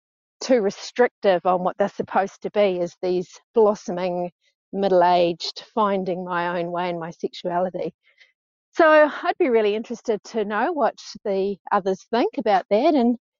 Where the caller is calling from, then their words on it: New Zealand; Hey, so I'm calling from New Zealand. I'm 54, almost 55.